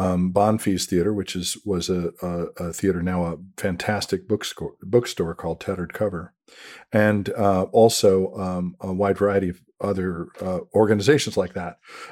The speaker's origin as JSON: {"language": "English", "town": "Denver", "region": "Colorado", "country": "United States", "tie": "born or raised there", "said": "we had a guy on my on the street I grew up in Denver who did movies with the kids on the street."}